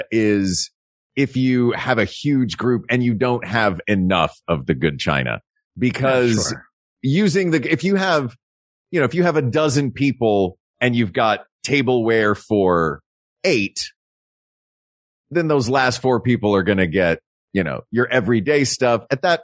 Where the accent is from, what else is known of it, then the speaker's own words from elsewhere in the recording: the South, United States; maybe as a Southerner, it's one of our things.